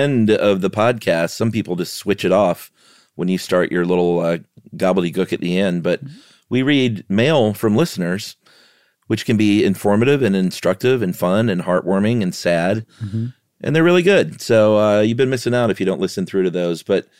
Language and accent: English; New Zealand; I'm from New Zealand. My dad played a part in the formation of our own dark sky reserve in the Mackenzie Basin.